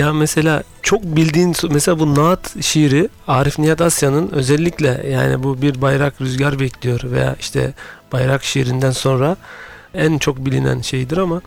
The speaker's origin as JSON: {"language": "Turkish", "region": "Adana", "country": "Turkey", "tie": "born or raised there", "also_born_or_lived": "Mersin", "moved": "yes", "lives_now": "Istanbul, Turkey", "said": "1978 Adana doğumluyum"}